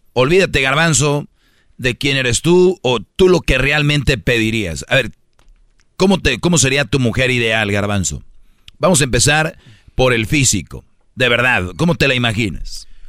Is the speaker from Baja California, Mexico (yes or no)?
no; Monterrey, Nuevo León, Mexico; como buen regio